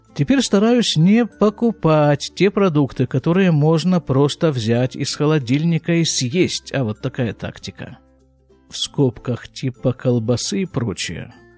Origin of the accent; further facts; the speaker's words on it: Krasnoyarsk, Krasnoyarsk Krai, Russia; moved away as an adult; now in Israel; я же из Красноярска, причем не просто из Красноярска, а с его рабочей окраины. Я там прожил 32 с половиной года